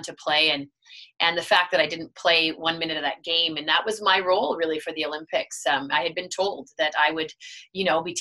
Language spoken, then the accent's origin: English; Steinbach, Manitoba, Canada; I was still from Steinbeck